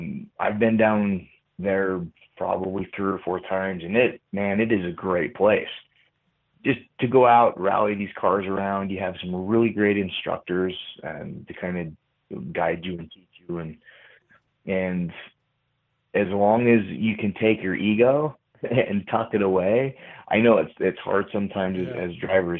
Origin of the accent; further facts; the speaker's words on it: Utah, United States; I'm from Utah, so it's like, I love the snow in that sense